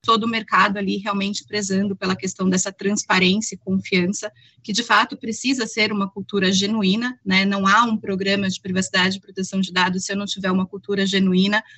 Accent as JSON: {"language": "Portuguese", "country": "Brazil", "said": "a gente aqui, enquanto brasileiro"}